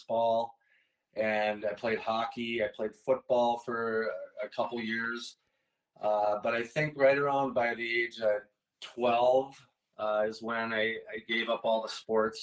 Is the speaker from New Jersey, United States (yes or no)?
no; Blaine, Minnesota, United States; also born or lived in Fridley, Minnesota; I was born in Fridley, Minnesota, and lived in Blaine